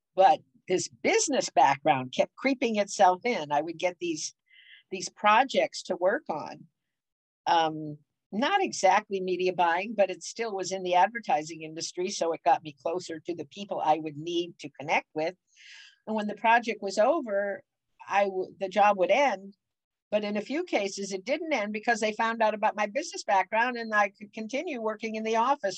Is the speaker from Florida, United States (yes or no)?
no; Cleveland, Ohio, United States; moved away as an adult; also born or lived in Wilkes-Barre, Pennsylvania / Detroit, Michigan / St. Louis, Missouri / University Heights, Ohio; now in California, United States; I was born in Cleveland